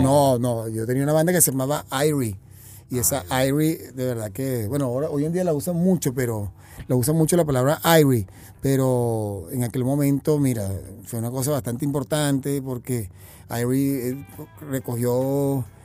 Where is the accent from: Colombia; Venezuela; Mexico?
Venezuela; Caracas, Capital District; nací en Caracas